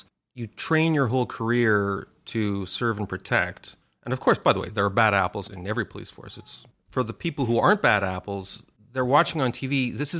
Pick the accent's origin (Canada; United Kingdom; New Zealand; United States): Canada; Montreal, Quebec; moved away; I'm originally from Montreal